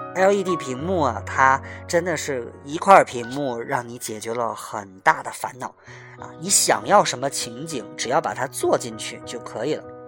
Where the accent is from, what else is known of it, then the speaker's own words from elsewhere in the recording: Tianjin, China; 我是从小就生在这里，长在这里